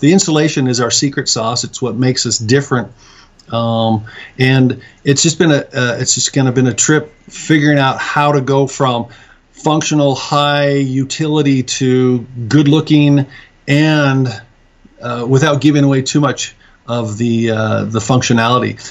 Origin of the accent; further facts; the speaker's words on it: Salt Lake City, Utah, United States; moved away as an adult; now in Mount Pleasant, United States; I was originally from Salt Lake